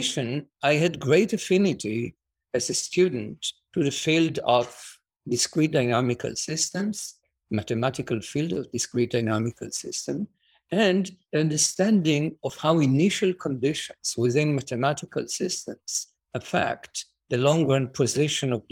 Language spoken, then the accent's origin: English; Jerusalem, Jerusalem District, Israel; So I was born and raised in Jerusalem